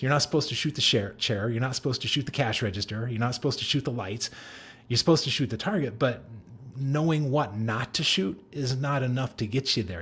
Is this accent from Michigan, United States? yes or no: no; Denver, Colorado, United States; I grew up in Denver